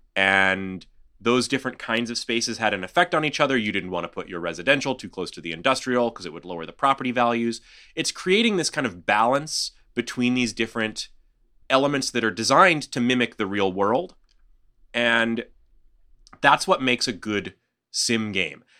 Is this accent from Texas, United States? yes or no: yes; Houston, Texas, United States; my hometown here